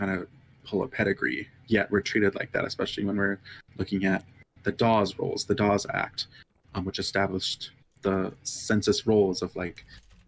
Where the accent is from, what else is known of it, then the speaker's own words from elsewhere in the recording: United States; I grew up in Dakota homeland